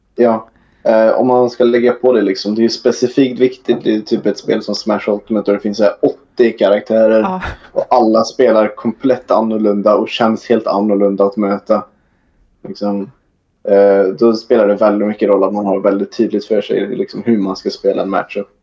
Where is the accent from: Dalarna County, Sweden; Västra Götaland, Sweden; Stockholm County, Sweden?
Västra Götaland, Sweden; near Trollhättan; jag kommer från över Trollhättan, kanske 45 minuter med bil